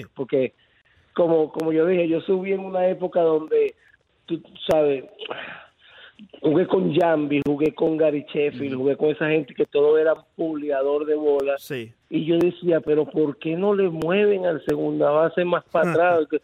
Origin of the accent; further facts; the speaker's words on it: Venezuela; also born or lived in Tampa Bay, Florida; now in Riverview, United States; mi país